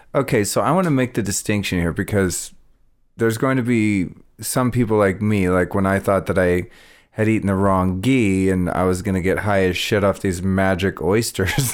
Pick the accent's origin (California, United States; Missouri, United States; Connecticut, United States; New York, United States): California, United States; Northern; also born or lived in Colorado; growing up in Northern California